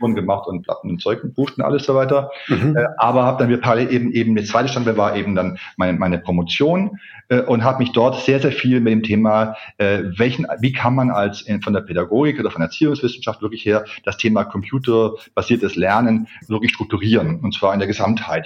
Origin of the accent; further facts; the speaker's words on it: Ulm, Baden-Württemberg, Germany; moved away as an adult; also born or lived in Heidelberg; da war ich bei der Volkshochschule in Ulm